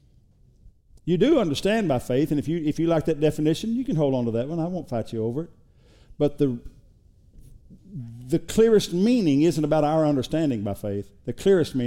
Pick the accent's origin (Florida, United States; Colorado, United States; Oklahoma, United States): Oklahoma, United States; now in Texas, United States; we're from Oklahoma